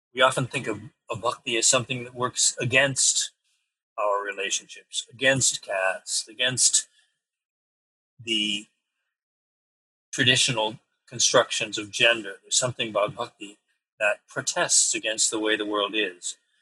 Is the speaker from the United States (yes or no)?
yes; New York, United States; I'm a New Yorker